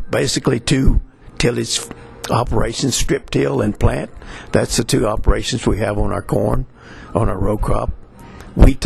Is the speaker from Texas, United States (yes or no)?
yes; Texas, United States; we grew up in Texas, and cotton was the main staple.